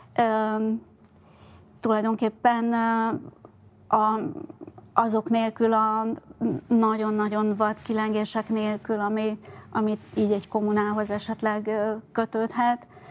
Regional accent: Budapest, Hungary; first language Hungarian; also born or lived in France; Budapesten születtem, az az- úgy éreztem, amikor én ott álltam Budapest közepén két év, ö, Franciaország után, hogy ez az én városom, ez az én hazám, ez az én anyanyelvem

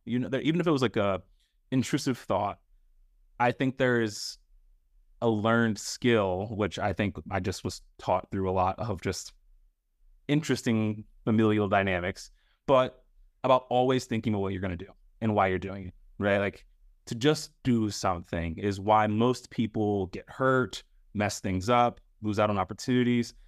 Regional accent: Northeast Ohio, United States; Paige and I are both from the three three oh, so if people don't know that, we're both from Northeast Ohio

